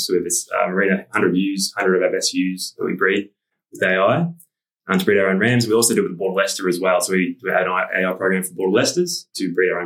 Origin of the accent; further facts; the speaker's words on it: Avenel, Victoria, Australia; I grew up in Oni Avenel near Seymour in Victoria on a family farm